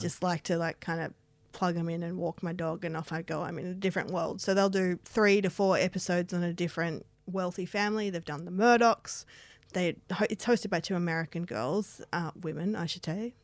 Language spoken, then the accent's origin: English; Australia; moved away; my hometown